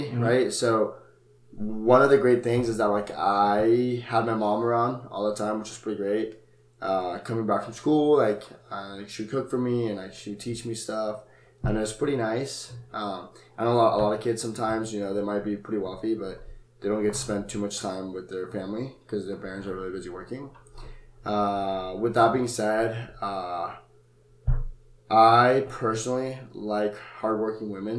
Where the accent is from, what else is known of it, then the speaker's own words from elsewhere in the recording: Colombia; moved away; born in Colombia in 2001, so I lived with my family there for a while